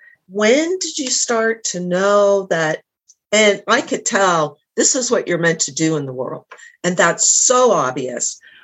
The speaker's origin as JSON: {"language": "English", "town": "Pittsburgh", "region": "Pennsylvania", "country": "United States", "said": "And I'm from the Pittsburgh area."}